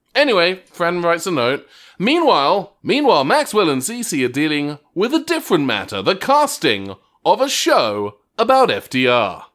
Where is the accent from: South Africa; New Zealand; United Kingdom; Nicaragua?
United Kingdom; England; moved away; the high school in the town I grew up in in England